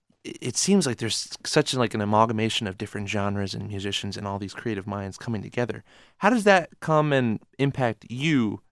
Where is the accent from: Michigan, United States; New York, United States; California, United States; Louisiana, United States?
Michigan, United States; Nashville; I'm from Nashville